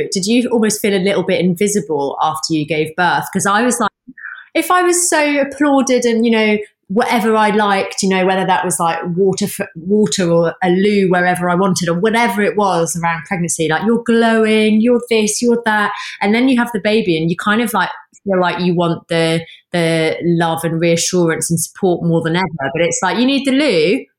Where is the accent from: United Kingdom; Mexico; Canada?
United Kingdom; England; would never guess from my accent, but I'm a northerner.